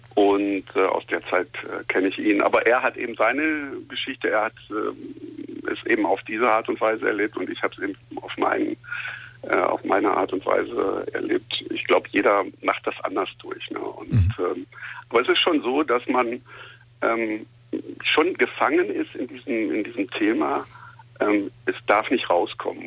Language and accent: German; Essen, North Rhine-Westphalia, Germany; moved away as an adult; now in Cologne, Germany; ich bin in Essen-Schonnebeck-Katernberg groß geworden, in der Nähe von der Zeche Zollverein